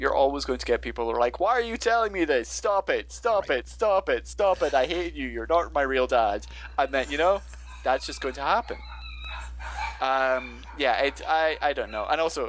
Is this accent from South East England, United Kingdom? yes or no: no; Scotland, United Kingdom; I come from Scotland, so we're the opposite of progressive.